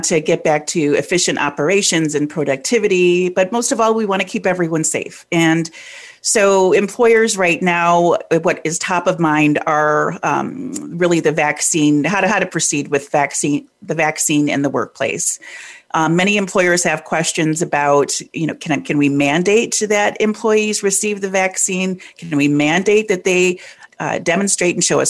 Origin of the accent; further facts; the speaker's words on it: Detroit, Michigan, United States; I'm originally from Detroit, born and bred there.